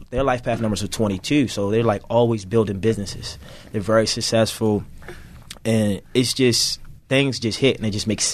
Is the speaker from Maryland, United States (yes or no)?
yes; Baltimore, Maryland, United States; I'm from Baltimore City, by the way. So growing up in inner city, it's a lot of challenges